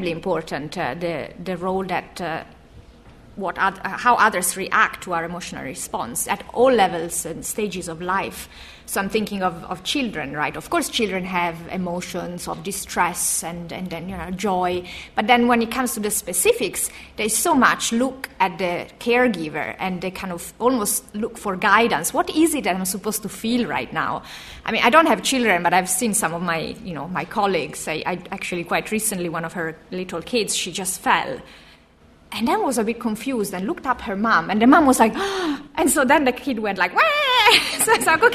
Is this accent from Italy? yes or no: yes; Italy; moved away